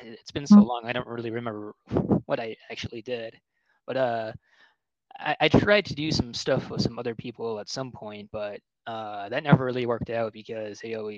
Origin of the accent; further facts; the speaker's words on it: Illinois, United States; also born or lived in Hawaii / Arizona / South Carolina / Georgia; now in Nevada, United States; I come from a military family. Originally, I'm from Illinois. I've lived in Hawaii, lived in Arizona, lived in South Carolina, lived in Georgia, and currently I'm living in Nevada.